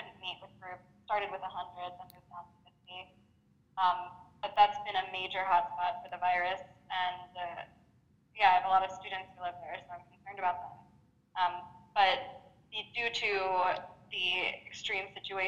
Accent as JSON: {"language": "English", "country": "United States", "moved": "yes", "lives_now": "France", "said": "I'm becoming American again."}